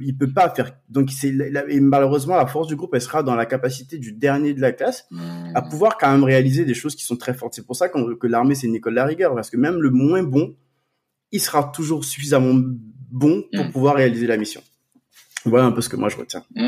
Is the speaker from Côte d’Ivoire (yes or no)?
yes; Côte d’Ivoire; now in France; j'ai grandi en Côte d'Ivoire